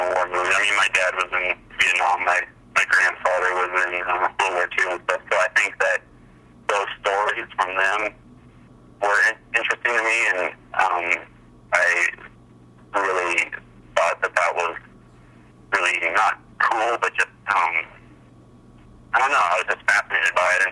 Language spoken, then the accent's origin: English; El Cajon, California, United States; I grew up down in El Cajon.